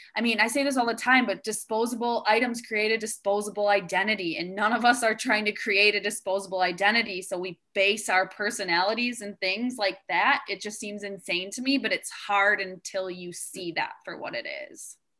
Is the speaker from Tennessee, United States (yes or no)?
no; Wisconsin, United States; I'm from the Midwest as well. I grew up in Wisconsin